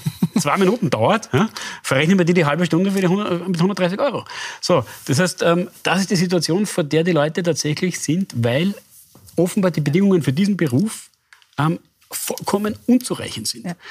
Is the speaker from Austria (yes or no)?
yes; Hainfeld, Lower Austria, Austria; Wenn ich in meinen Heimatort fahre, nach Heinfeld, gibt es im gesamten Bezirk, Lille, im gesamten Bezirk Lilienfeld in Niederösterreich seit sieben Jahren keinen Kinderarzt.